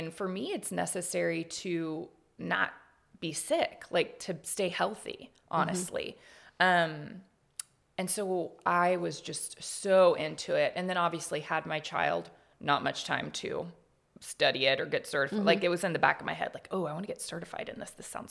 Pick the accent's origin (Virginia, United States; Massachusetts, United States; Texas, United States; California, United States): Texas, United States; Houston; moved away as an adult; now in Austin, United States; I've lived here in Austin. I came here from Houston in 2002. For school.